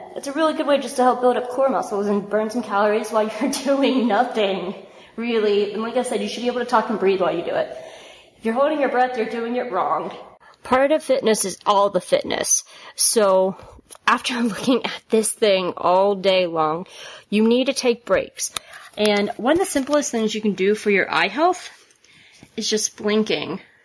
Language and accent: English; the South, United States; I'm from the South